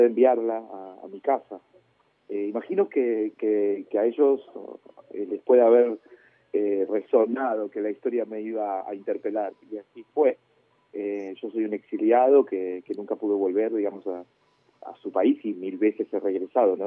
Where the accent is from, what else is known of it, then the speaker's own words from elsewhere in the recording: Cipolletti, Río Negro, Argentina; also born or lived in Chile / La Plata; now in Buenos Aires, Argentina; nosotros nos exiliamos de Chile en el 75 y después yo viví con mi familia en Cipolletti hasta que fui a, la gran ciudad